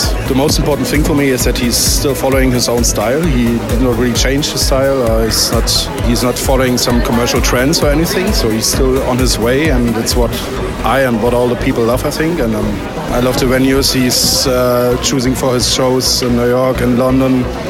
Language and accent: English; Berlin, Germany; I'm from Berlin, Germany. I'm 35 years old